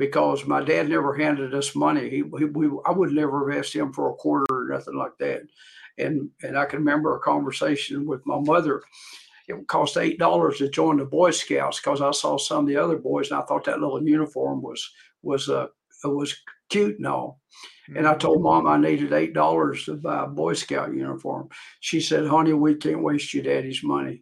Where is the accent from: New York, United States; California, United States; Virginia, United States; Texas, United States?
Virginia, United States; Dickenson County; I was born in Dickinson County, Virginia, a rural area.